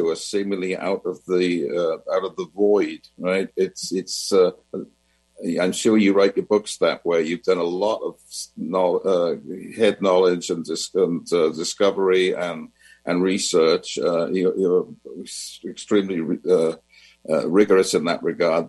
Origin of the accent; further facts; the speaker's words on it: Wales, United Kingdom; moved away; I'm from Wales originally.